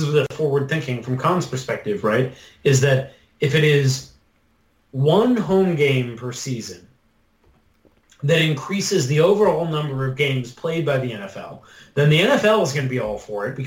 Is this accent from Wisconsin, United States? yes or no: yes; Wisconsin, United States; I am admittedly from Wisconsin and they are my hometown team